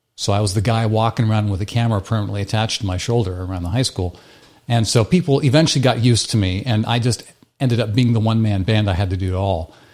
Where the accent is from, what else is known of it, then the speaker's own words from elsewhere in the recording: Midwest United States, United States; moved away; I grew up in the Midwest United States